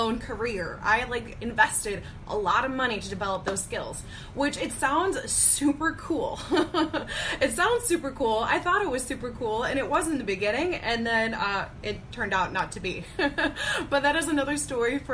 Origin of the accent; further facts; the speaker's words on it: Chicago, Illinois, United States; I am from the Chicago area